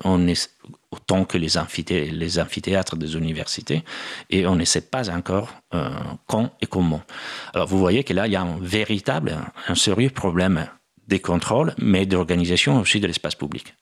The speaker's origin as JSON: {"language": "French", "town": "Bergamo", "region": "Lombardy", "country": "Italy", "tie": "born or raised there", "also_born_or_lived": "United States / Germany / England / India", "second_language": "French", "moved": "as an adult", "lives_now": "Paris, France", "said": "Bergamo, c'est aussi ma ville natale"}